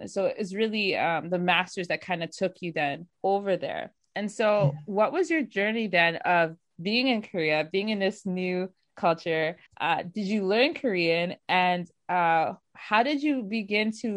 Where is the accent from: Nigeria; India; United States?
Nigeria; I'm Nigerian